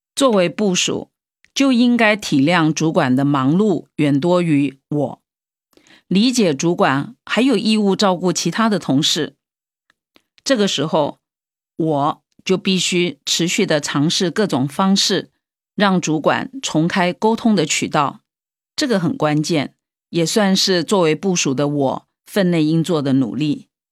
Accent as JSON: {"language": "Chinese", "country": "Taiwan", "also_born_or_lived": "Hong Kong", "moved": "as an adult", "said": "我在香港工作的时候，即使我妈妈远从台湾飞过来住在我家里"}